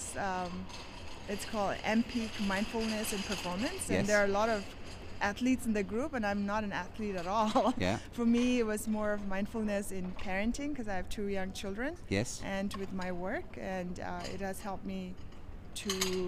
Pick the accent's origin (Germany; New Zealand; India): India; now in United States; I am a Tibetan. I was born in India.